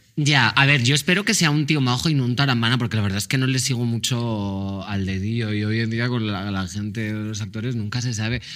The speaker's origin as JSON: {"language": "Spanish", "area": "Mallorca", "region": "Balearic Islands", "country": "Spain", "said": "Yo, que soy de Mallorca"}